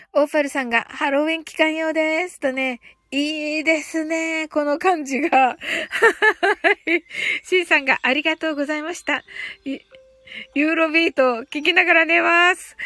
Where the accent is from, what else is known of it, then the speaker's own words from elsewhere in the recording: Kyushu, Japan; 一人だけ九州人でね、私がね